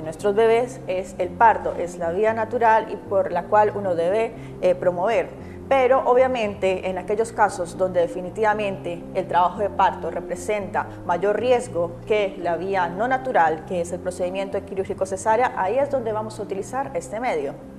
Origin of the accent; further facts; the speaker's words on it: Colombia; now in Chile; Yo provengo de Colombia